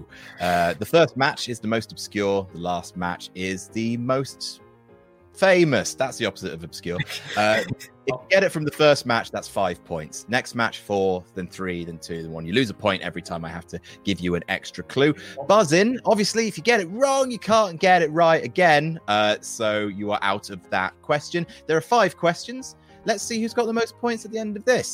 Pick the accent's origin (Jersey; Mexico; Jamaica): Jersey; I was growing up in Jersey